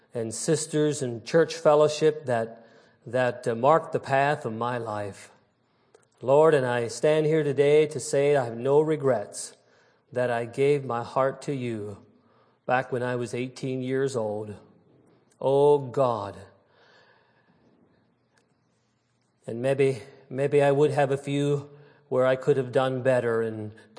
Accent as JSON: {"language": "English", "town": "New Holland", "region": "Pennsylvania", "country": "United States", "tie": "born or raised there", "said": "I was raised in New Holland, Pennsylvania, Lancaster County, Pennsylvania, and in a old order Mennonite setting"}